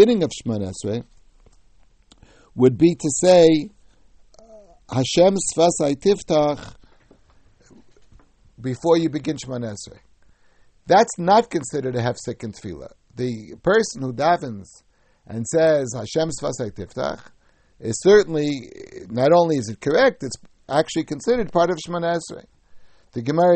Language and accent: English; United States; when I was young, growing up in America